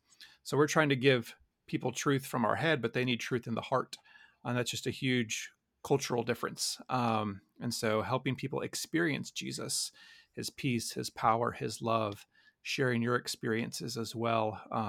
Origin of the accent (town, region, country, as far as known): United States